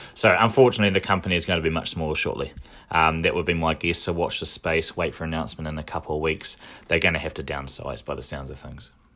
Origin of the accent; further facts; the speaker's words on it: Dunedin, Otago, New Zealand; now in Auckland, New Zealand; when I was growing up in Dunedin